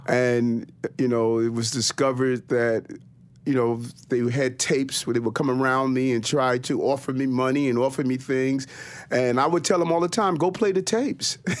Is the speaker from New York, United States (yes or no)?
yes; New York City, New York, United States; also born or lived in Brooklyn, New York; I was born in Brooklyn on Gates Avenue, and my mother, uh, moved us to South Jamaica, Queens